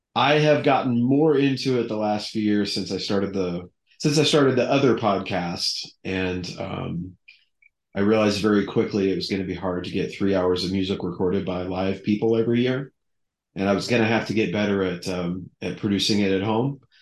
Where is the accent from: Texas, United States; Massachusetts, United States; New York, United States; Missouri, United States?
Texas, United States; Houston; moved away; I grew up in Houston